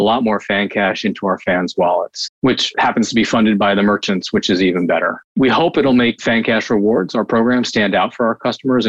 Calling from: Seattle, Washington, United States; And I'm up in Seattle, Washington.

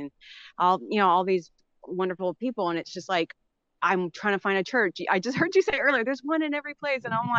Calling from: Little Elm, Texas, United States; I'm from Little Elm, Texas.

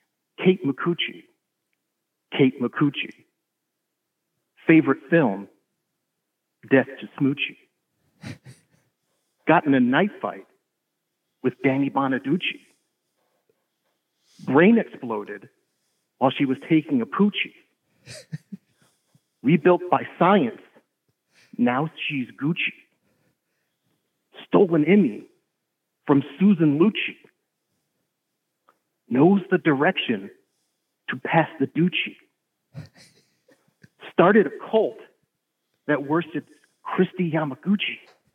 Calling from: Kansas, United States

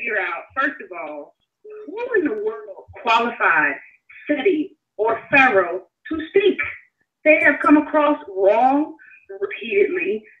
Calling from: Virginia, United States; I'm calling from Virginia.

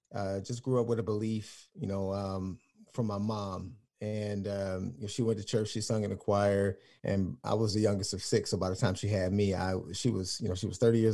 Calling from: Texas, United States; I am calling in from Texas.

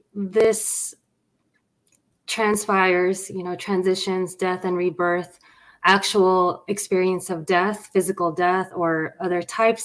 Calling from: Los Angeles, California, United States; And I'm streaming from Los Angeles, California in the west side.

